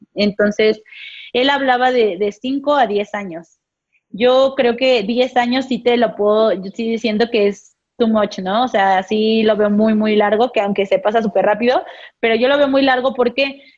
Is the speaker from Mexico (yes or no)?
yes; Mexico; como mexicanos, somos muy entrones